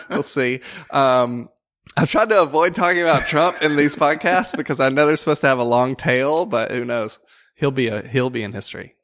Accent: the South, United States; I'm from the South

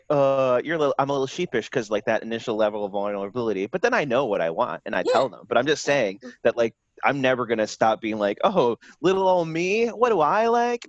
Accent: Princeton, New Jersey, United States; I'm from Princeton, dude.

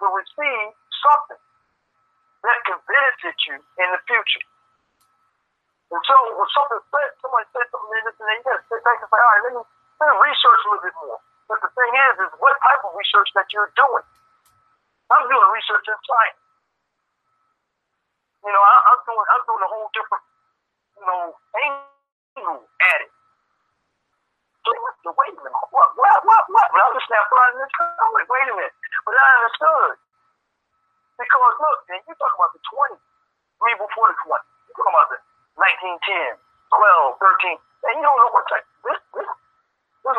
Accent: New Jersey, United States; moved away as an adult; now in Richmond, United States; I'm from New Jersey. I'm here, and I came in Richmond in '90.

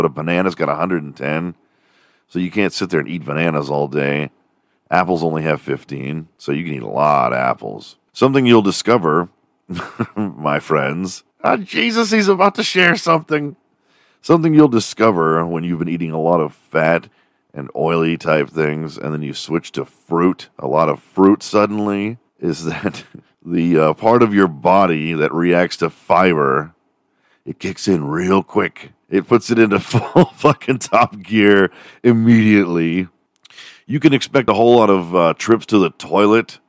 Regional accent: Texas, United States; my home state of Texas

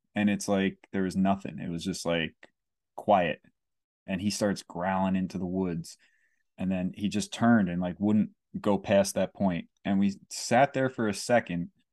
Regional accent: Kingston, New York, United States; also born or lived in Saugerties, New York; I grew up in Kingston, but I moved to Saugerties when I was eleven

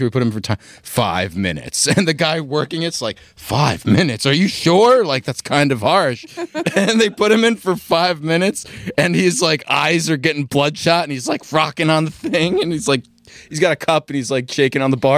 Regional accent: United States; I'm American.

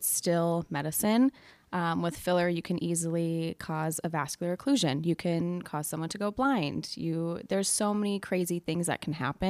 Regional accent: South Dakota, United States; now in Minnesota, United States; Like, I'm from South Dakota, and you have to be at least an RN to inject. So estheticians don't inject back home in South Dakota.

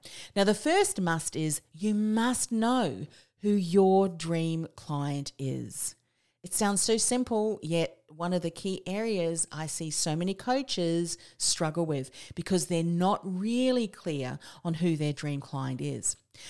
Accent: New Zealand; also born or lived in Australia; I'm a Kiwi Aussie, so if you're not understanding my accent

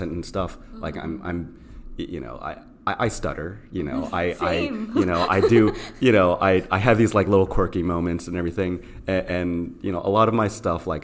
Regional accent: Burtonsville, Maryland, United States; also born or lived in Rockville, Maryland; I'm from Rockville, Maryland. I grew up in a small town, Burtonsville, not too far away.

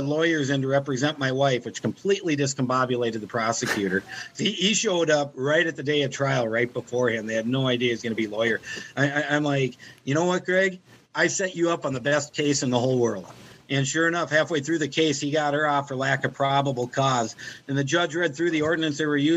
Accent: United States; for being an American

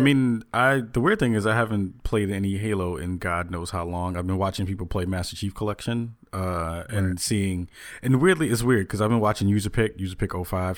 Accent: New York City, New York, United States; also born or lived in the Bronx; I was born in Manhattan

